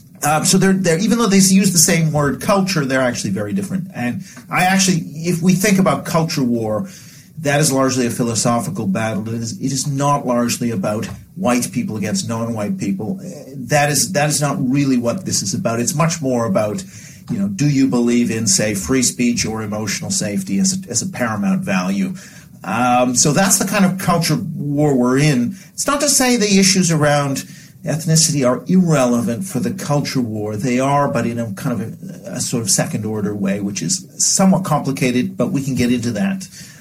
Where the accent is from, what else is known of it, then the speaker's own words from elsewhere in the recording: Vancouver, British Columbia, Canada; Then growing up in Vancouver, like a number of places in North America where you had a quite rapid ethnic change in the sort of 80s, 90s, so on